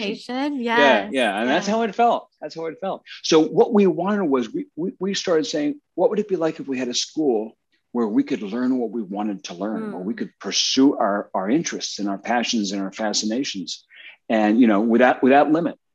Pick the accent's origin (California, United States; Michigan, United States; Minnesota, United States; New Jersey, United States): New Jersey, United States; Yeah, cool. Central New Jersey. Yep.